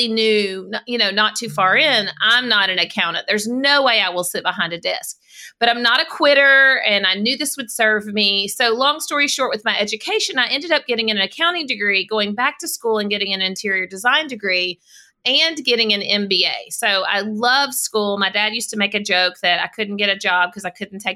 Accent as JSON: {"language": "English", "region": "South Arkansas", "country": "United States", "tie": "born or raised there", "said": "So I live in Arkansas. I grew up in South Arkansas. And I've always lived in the state"}